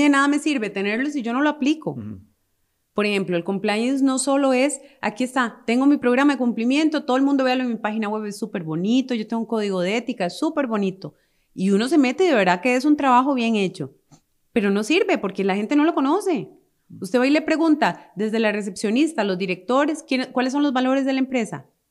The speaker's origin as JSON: {"language": "Spanish", "country": "Costa Rica", "said": "como costarricenses"}